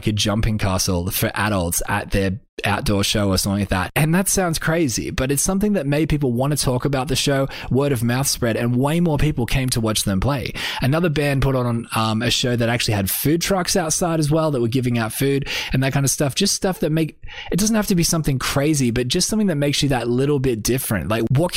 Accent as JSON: {"language": "English", "country": "Australia", "said": "I'm just an Australian artist"}